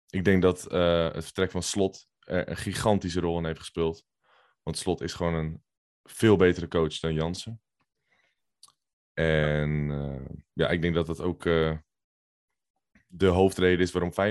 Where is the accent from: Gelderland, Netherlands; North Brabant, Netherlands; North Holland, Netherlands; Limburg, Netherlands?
North Holland, Netherlands; Ja, ik kom uit de Zaanstreek.